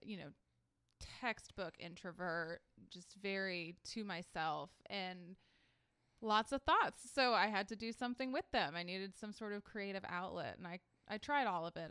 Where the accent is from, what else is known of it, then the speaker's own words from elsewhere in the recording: Atlanta, Georgia, United States; moved away as an adult; also born or lived in Louisiana; now in Augusta, United States; I grew up mostly in Atlanta